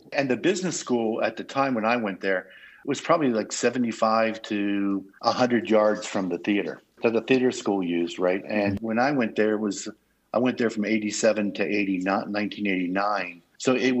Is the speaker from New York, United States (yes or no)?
yes; New York, United States; So because I grew up in New York, I grew up a Baltimore fan.